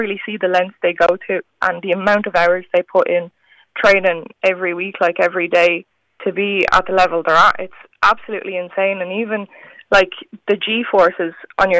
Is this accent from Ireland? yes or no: yes; Ireland; I'm only one of a handful of Irish women